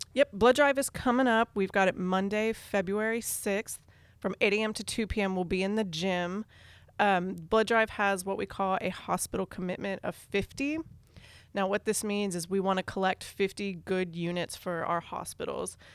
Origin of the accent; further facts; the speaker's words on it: Northern Virginia, United States; moved away as an adult; also born or lived in Western Kentucky; now in Louisville, United States; I am from Northern Virginia, outside of D C.